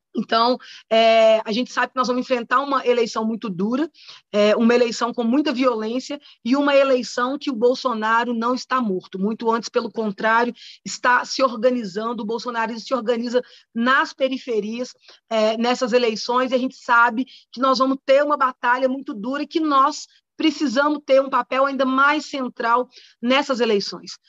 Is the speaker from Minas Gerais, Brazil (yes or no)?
yes; Contagem, Minas Gerais, Brazil; sou moradora de Contagem desde que nasci